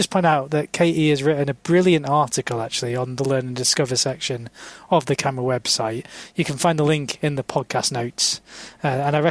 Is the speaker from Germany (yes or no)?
no; England, United Kingdom; I am very English